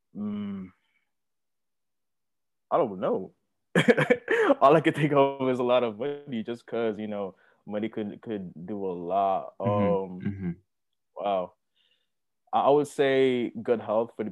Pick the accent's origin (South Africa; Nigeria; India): Nigeria; moved away; I was born and raised in Nigeria